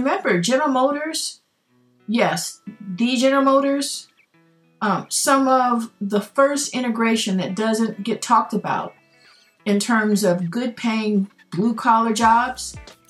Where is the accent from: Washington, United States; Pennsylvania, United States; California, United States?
California, United States; Los Angeles; Growing up in Pacoima in the 1960s